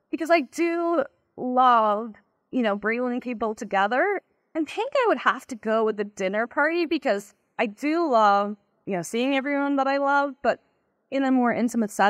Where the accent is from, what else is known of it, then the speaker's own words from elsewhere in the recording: Ireland; moved away as an adult; now in United States; I'm originally from Ireland, and that's where I began my cybersecurity career in a company called Symantec. Um, at some point, I moved about 11 years ago now. I think I moved in, to the US to become a product manager.